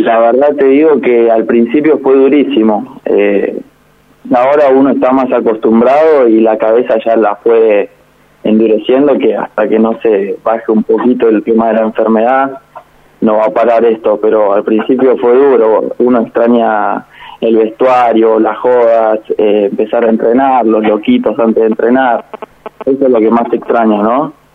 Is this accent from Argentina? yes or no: yes; Fátima, Buenos Aires Province, Argentina; yo soy de Fátima